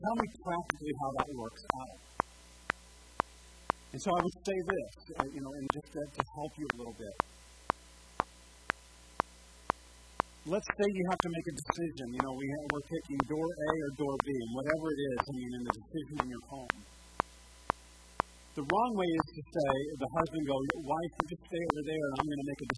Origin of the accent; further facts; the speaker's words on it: Tennessee, United States; now in Montevideo, United States; we're from Tennessee